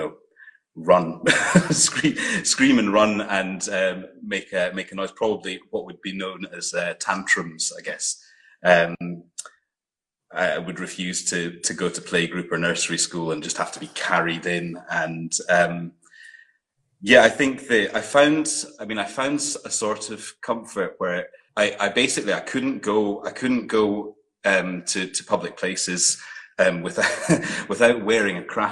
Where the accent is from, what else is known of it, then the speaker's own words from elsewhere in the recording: Aberdeen, Scotland, United Kingdom; also born or lived in Glasgow / Fife; when I was nine, I moved to Aberdeen and lived there till I was 16 when I left home